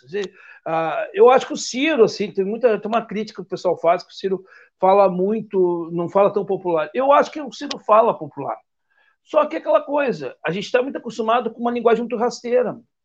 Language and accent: Portuguese; Rio Grande do Sul, Brazil; eu sou gaúcho